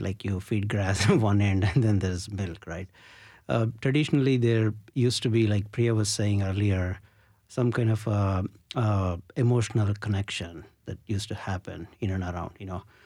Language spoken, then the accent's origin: English; India; growing up in India, you know, during my summer vacations, I always used to visit my grandmom